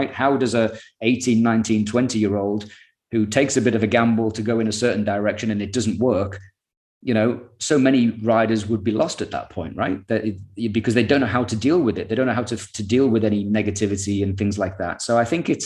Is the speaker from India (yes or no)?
no; United Kingdom; we're the most successful nation